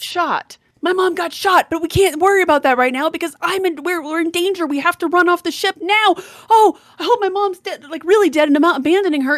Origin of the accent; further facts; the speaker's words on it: Colorado, United States; I'm the little Colorado mountain girl